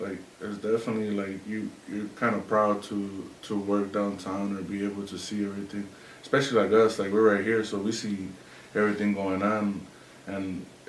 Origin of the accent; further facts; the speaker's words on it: Aurora, United States; also born or lived in Durango (family); then I was born and raised in Aurora